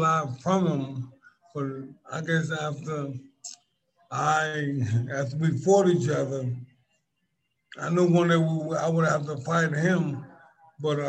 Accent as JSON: {"language": "English", "town": "New York City", "region": "New York", "country": "United States", "said": "I'm from Brooklyn, New York"}